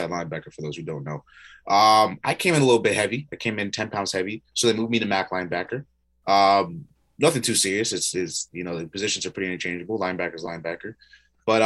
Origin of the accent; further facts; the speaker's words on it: Burlington, Ontario, Canada; I'm from Burlington, Ontario